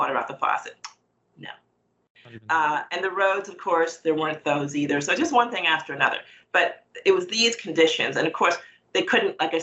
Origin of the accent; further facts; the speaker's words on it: United States; I was born in the United States